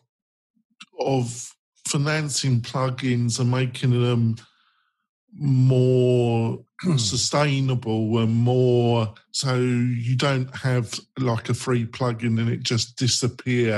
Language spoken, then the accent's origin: English; Nevada, United States; I'm from the Silver State, my friends. I live in the Silver State